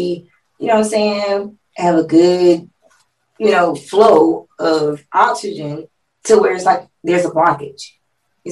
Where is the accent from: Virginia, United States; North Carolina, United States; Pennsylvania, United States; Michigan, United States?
North Carolina, United States; also born or lived in Brooklyn, New York; I'm from North Carolina